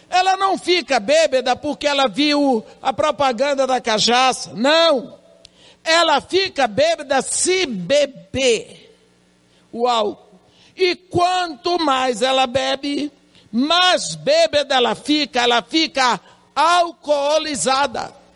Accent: banks of the Tapajós river, Pará, Brazil; Eu sou da beira do rio, Tapajós

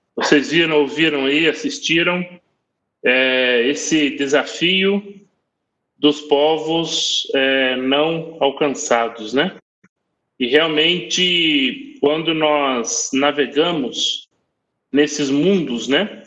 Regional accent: Brazil; nós brasileiros, nós muitos de nós parecemos com povos de algumas partes do mundo

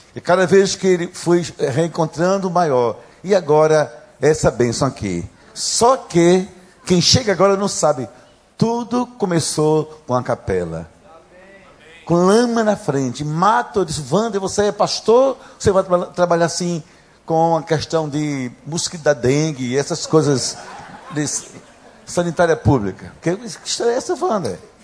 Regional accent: Gaúcho, Rio Grande do Sul, Brazil; accent: gaúcho; Já perceberam pelo sotaque que eu sou gaúcho

